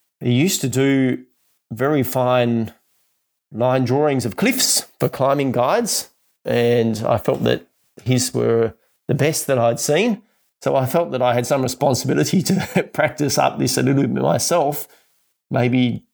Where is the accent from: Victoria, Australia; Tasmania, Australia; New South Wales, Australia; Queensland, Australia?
Tasmania, Australia; growing up in Tasmania